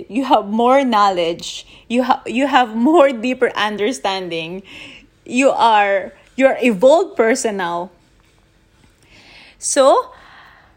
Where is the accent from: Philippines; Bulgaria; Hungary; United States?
Philippines; Manila, Metro Manila; now in Chiang Mai, Thailand; I'm in Chiang Mai, northern Thailand, though I'm born and raised in Manila